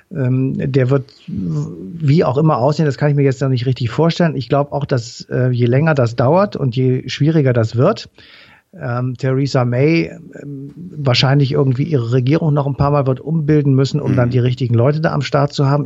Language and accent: German; Cologne, North Rhine-Westphalia, Germany; ich komme ja aus Köln hier